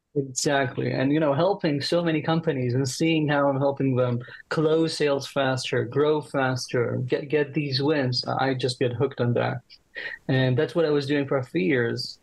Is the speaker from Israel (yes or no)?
yes; Israel; I'm from Israel